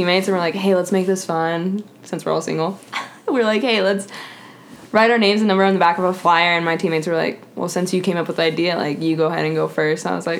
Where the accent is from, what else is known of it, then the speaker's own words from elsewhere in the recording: Highlands Ranch, Colorado, United States; I'm from Colorado. Highlands Ranch, specifically.